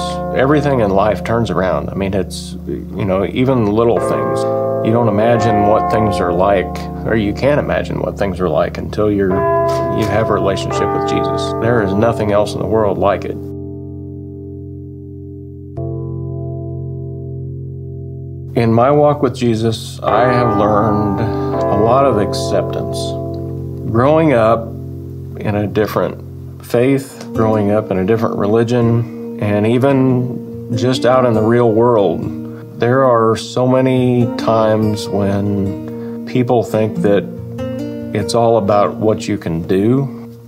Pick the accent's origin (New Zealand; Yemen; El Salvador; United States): United States; Oakwood, Illinois; I'm from Oakwood, Illinois